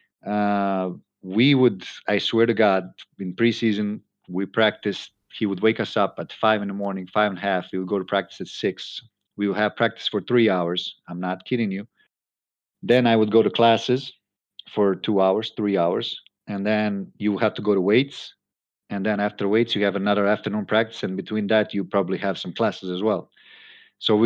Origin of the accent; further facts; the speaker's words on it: Croatia; moved away as an adult; also born or lived in United States / Europe; I went back to my hometown